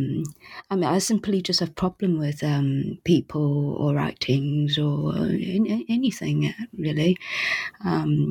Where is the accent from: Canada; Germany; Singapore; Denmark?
Singapore; also born or lived in United States / New York; now in Paris, France; I was born in Singapore, and I lived in United States, and then I lived for the rest of my adult life after New York in Paris